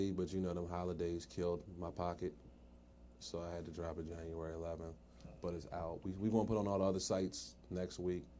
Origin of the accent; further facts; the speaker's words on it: Hanover, Maryland, United States; I'm from Arundel Mills, so okay. I'm like in the middle of Baltimore and D.C.